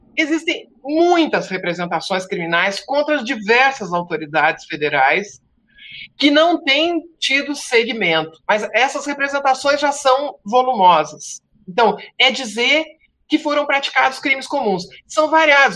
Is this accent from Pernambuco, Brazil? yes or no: no; Rio Grande do Sul, Brazil; moved away; tu já notaste que eu sou gaúcho, embora não esteja no Rio Grande do Sul há, há muitos anos, saio do Rio Grande, mas o Rio Grande não sai de mim